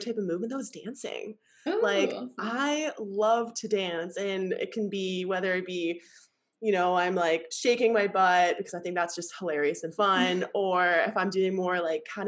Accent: Canada; now in Bali, Indonesia; I'm Canadian

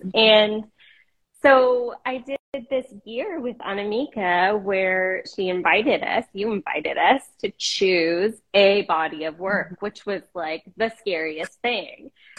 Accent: Portland, Oregon, United States; also born or lived in Boston / Washington, D.C. / New York / Los Angeles; now in Massachusetts, United States; I live these days in central Massachusetts. I've been here since last summer, and I was born and raised in Portland, have lived some time on the Oregon coast, and Boston, D.C., New York, L.A., back to Portland, and back over to central Mass.

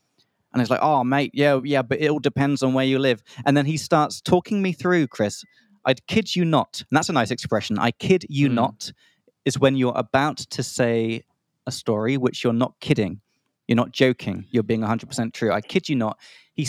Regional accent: Czechia; I'm from Czech Republic. Central Europe is doable

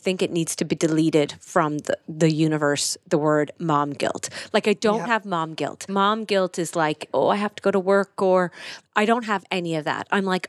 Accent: Listowel, Munster, Ireland; So I'm fully Irish. I'm from Kerry. I'm from Listowel. I think I just put a Cork accent on there, but I'm from Kerry.

